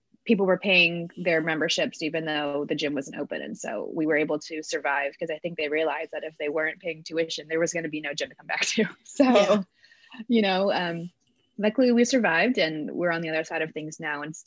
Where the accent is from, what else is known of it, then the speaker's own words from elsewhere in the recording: Chesapeake, Virginia, United States; also born or lived in Rhode Island; I grew up in Hampton Road. So Virginia Beach is about 20 minutes from where I grew up in Chesapeake. And so I was actually born in Rhode Island